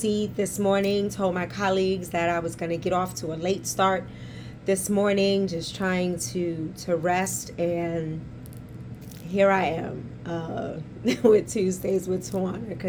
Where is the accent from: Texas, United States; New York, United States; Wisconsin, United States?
New York, United States; New York City; accent: New York; we born and raised in Harlem